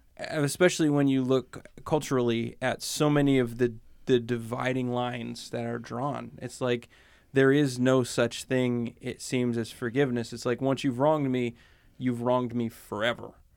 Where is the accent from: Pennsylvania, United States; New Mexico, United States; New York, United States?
Pennsylvania, United States; I grew up in Pennsylvania